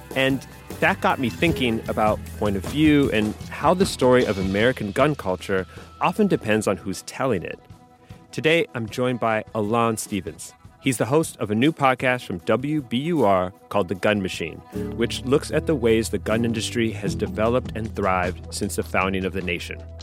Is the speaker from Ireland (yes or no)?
no; Canada; now in United States; I grew up in Canada, so the culture that I grew up around guns is just very, very different um, from here